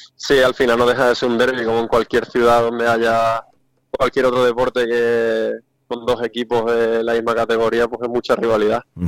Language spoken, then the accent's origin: Spanish; San Juan del Puerto, Andalusia, Spain; also born or lived in Mazagón; now in Huelva, Spain; yo soy de San Juan del Puerto y de Mazagón.